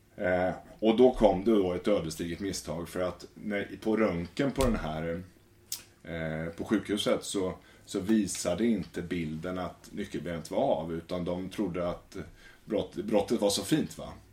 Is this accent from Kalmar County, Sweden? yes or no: yes; Västervik, Kalmar County, Sweden; moved away; Jag kommer från Småland i Västervik.